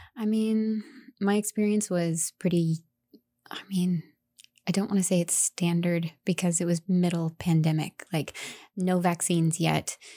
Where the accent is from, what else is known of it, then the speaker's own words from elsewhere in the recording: Indiana, United States; moved away as an adult; also born or lived in Denver, Colorado; now in Ellsworth, United States; I'm originally from Indiana. um, rural Indiana, middle of cornfield Indiana